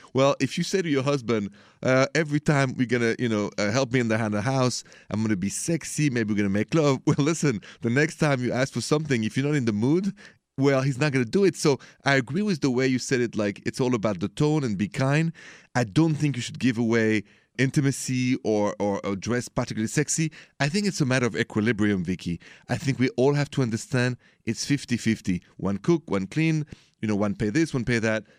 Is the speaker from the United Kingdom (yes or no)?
no; France; moved away; I'm from France